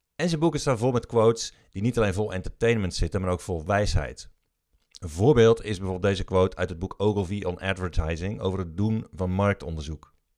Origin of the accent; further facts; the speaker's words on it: Breda, North Brabant, Netherlands; Ik ben opgegroeid in Breda